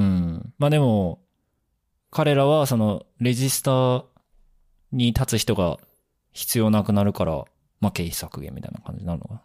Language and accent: Japanese; Kochi, Japan; 僕の、あの、出身である高知市